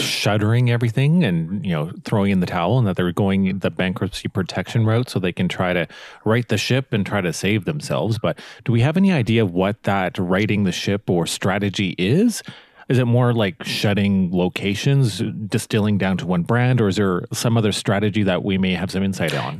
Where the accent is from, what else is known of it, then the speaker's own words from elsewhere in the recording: Canada; growing up in Canada, I've always known about Bootlegger